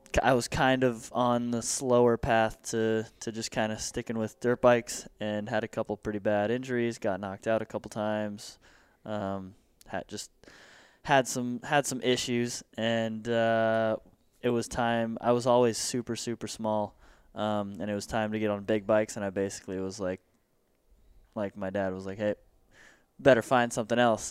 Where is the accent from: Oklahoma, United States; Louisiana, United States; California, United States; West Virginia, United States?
California, United States; Santa Clarita; born and raised in Santa Clarita